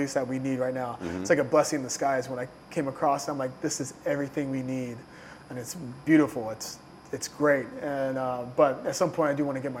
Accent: Southern Illinois, United States; moved away as an adult; also born or lived in Chicago, United States; now in New York, United States; I'm from Southern Illinois. Blue-collar family.

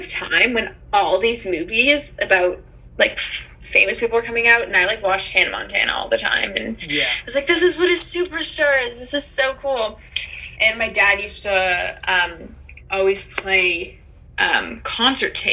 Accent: Toronto, Ontario, Canada; Growing up in Toronto

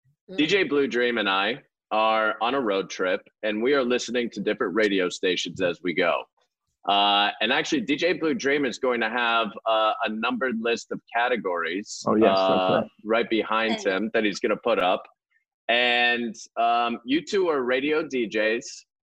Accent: Pittsburgh, Pennsylvania, United States; now in Los Angeles, United States; We're heading from LA back to my hometown of Pittsburgh, Pennsylvania. This is gonna be great. I'll show you where I'm from

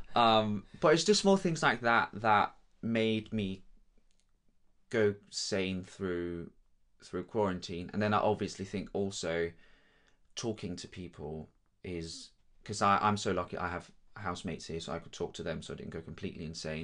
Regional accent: Denmark; first language Danish; English is a second language; moved away as an adult; also born or lived in London, United Kingdom; now in Guildford, United Kingdom; I'm from Denmark.

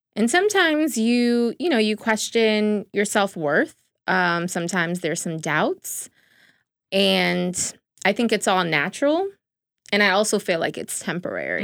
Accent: New York City, New York, United States; I'm also from the Bronx

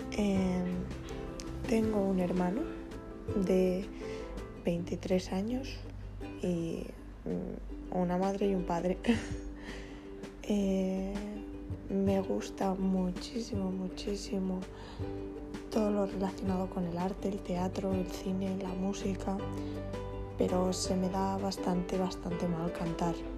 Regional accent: Barcelona, Catalonia, Spain; soy de Barcelona, tengo 18 años y bueno, he estudiado el bachillerato de artes escénicas en Barcelona

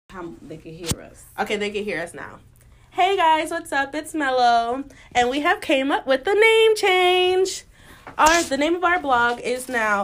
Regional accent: Sandy Springs, Georgia, United States; I'm from Sandy Springs

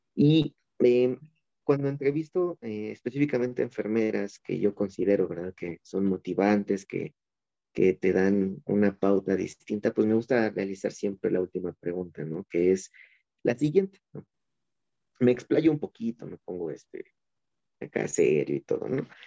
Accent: Mexico; nuestro título de México, ¿no? De aquí de, del, del país

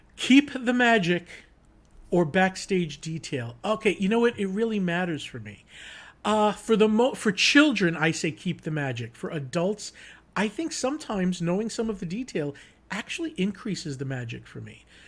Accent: Long Island, New York, United States; now in Orlando, United States; I grew up in New York, Long Island

